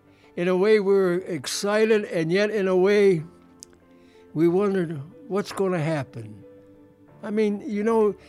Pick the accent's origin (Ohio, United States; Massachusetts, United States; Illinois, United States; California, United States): Ohio, United States; Defiance; moved away as an adult; now in Chicago, United States